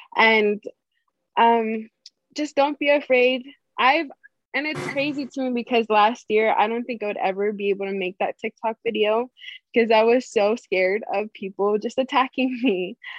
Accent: Hawaii, United States; growing up in Hawaii

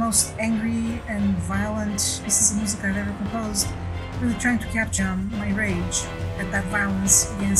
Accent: Bulgaria; moved away as an adult; now in California, United States; I come from Bulgaria, where the summer is very, very dry. And then I live in California. I've lived in California for 20 years now, where we have catastrophic droughts.

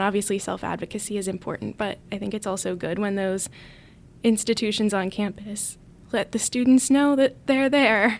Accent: Allentown, Pennsylvania, United States; moved away as an adult; now in Notre Dame, United States; I'm from Allentown, Pennsylvania, which is about an hour and a half north of Philadelphia

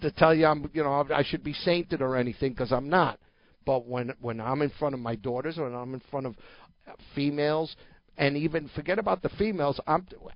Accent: New Jersey, United States; I grew up hearing that in New Jersey

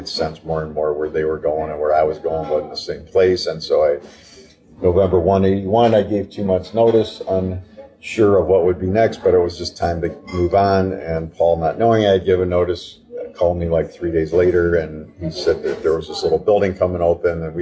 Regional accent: Chicago, Illinois, United States; moved away as an adult; now in Ann Arbor, United States; I grew up in Chicago.

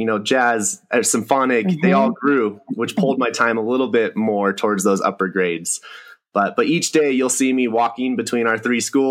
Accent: Hemet, California, United States; moved away as an adult; also born or lived in Long Beach, California; now in Mammoth Lakes, United States; I grew up in Southern California, in the Inland Empire, a little place called Hemet, desert town

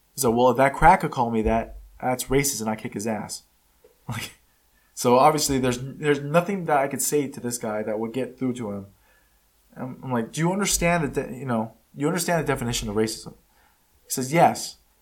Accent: United States; first language Spanish; English is a second language; I'm not from Mexico. I was born here in the United States. It's the only country I know.

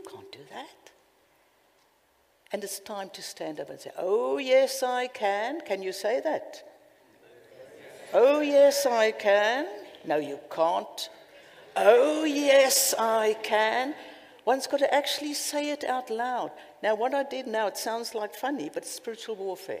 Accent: Cape Town, Western Cape, South Africa; accent: South African; now in United Kingdom

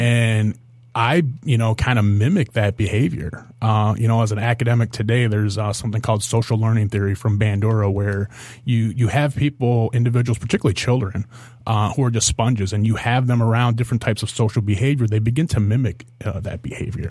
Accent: Monroe County, Michigan, United States; also born or lived in Toledo, Ohio; I was growing up in Monroe County

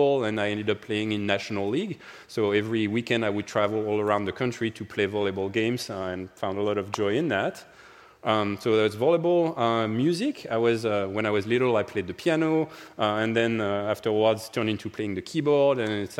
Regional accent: suburbs of Paris, Île-de-France, France; accent: French; English is a second language; moved away as an adult; now in United States; I grew up in France, in the suburbs of Paris, in a wonderful home

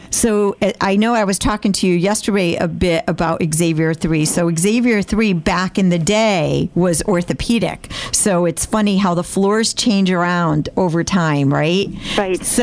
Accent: Poland; accent: Polish; English is a second language; moved away as an adult; now in United States; originally, I'm from Poland. I You're came here about 14 years ago. So hence the accent is Polish

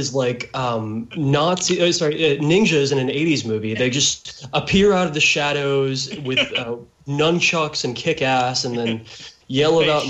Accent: Texas, United States; I'm from Texas. I live in this area that's referenced in this book.

